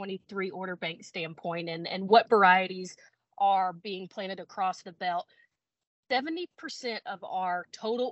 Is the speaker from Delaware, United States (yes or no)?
no; Texas, United States; being born and raised in Texas